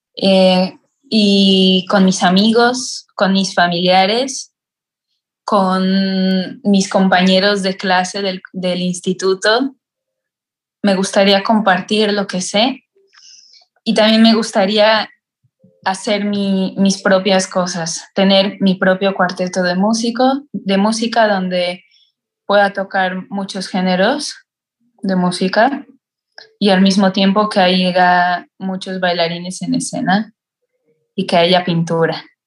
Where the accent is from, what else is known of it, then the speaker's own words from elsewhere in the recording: Mexico; moved away as an adult; now in Italy; soy una estudiante mexicana